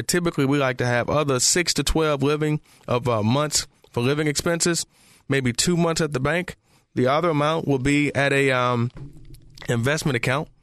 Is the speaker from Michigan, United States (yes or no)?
yes; Detroit, Michigan, United States; I'm from Detroit